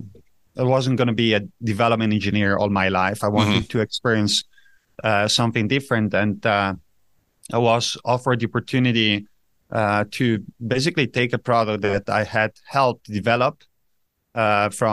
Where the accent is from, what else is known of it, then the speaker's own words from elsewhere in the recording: Italian-speaking part, Ticino, Switzerland; also born or lived in Zurich; I grew up in Switzerland, in a very special place of Switzerland, in the south, where Italian is being spoken.